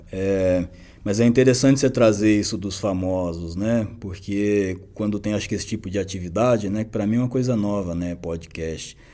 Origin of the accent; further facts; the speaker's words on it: São Paulo, Brazil; also born or lived in Belo Horizonte / Botucatu; eu é, nasci lá, é, vim para cá com dois anos de idade, aqui em São Paulo chama Favela Monte Azul, é Zona Sul.